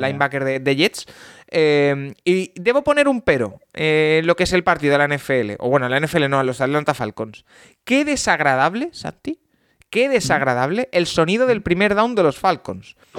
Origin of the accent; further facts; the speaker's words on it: Spain; soy de España